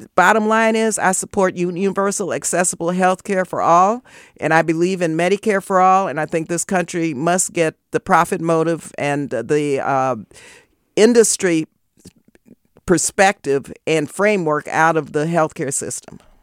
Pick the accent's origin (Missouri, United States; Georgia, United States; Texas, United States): Texas, United States; El Paso; now in Oakland, United States; I was born and raised in El Paso, Texas